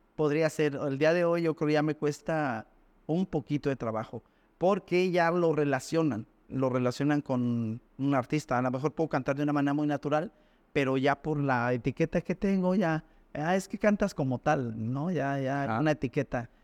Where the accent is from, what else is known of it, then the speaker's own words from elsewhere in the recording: Mexico City, Mexico; en el barrio de donde yo vengo pues la, situación era complicada